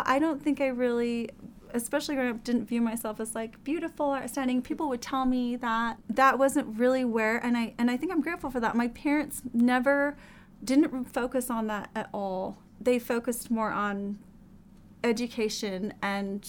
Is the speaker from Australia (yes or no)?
no; Laie, Hawaii, United States; moved away as an adult; I grew up in La'ie, Hawaii, the small little town on the north shore of Oahu.